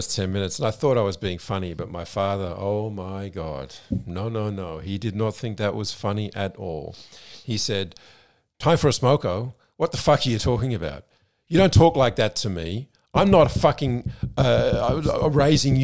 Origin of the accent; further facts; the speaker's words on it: Australia; moved away as an adult; now in Germany; I was raised in Australia, I grew up in Australia